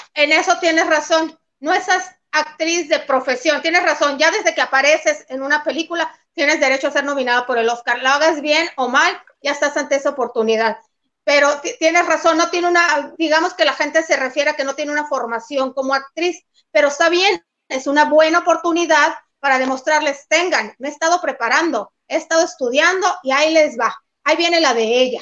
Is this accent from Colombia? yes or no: no; Mexico